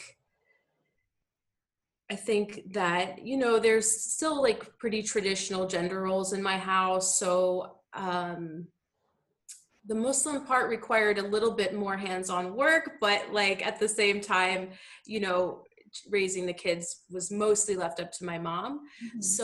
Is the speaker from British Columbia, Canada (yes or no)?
no; Ottawa, Ontario, Canada; also born or lived in United States; now in Toronto, Canada; I grew up in Ottawa, so there's a big Arab community there